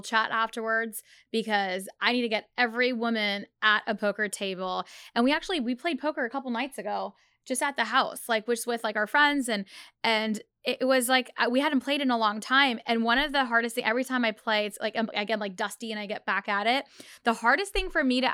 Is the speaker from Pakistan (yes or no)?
yes; Pakistan; now in United States; growing up in Pakistan